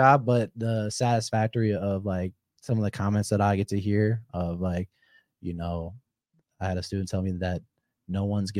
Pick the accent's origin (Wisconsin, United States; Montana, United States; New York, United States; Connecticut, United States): Wisconsin, United States; moved away; Oh yeah, we came from Wisconsin and moved here now.